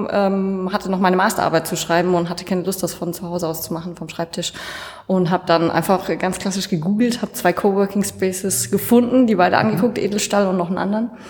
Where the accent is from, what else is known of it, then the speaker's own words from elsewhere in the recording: Bavaria, Germany; Ähm, ursprünglich aus der Nähe von Würzburg, also zwischen Würzburg und Schweinfurt.